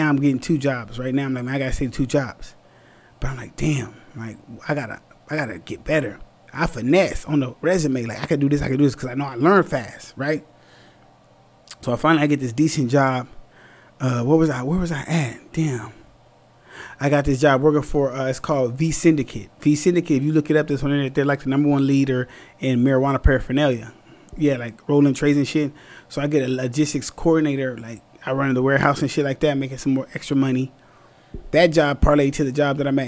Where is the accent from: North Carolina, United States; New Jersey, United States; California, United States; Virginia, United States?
California, United States; Orange County; I'm from Orange County.